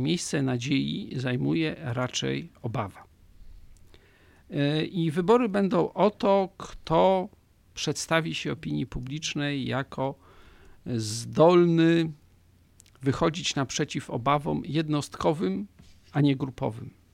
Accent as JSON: {"language": "Polish", "country": "Poland"}